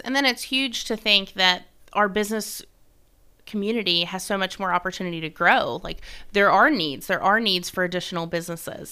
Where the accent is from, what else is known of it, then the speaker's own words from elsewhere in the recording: South Florida, United States; now in Gallatin, United States; I'm from South Florida